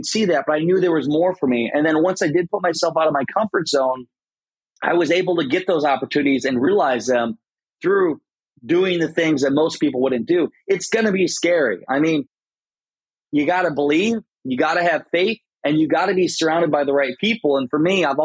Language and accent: English; Garnavillo, Iowa, United States; moved away as an adult; I lived in my hometown in Iowa, Garnerville, Iowa, 700 people.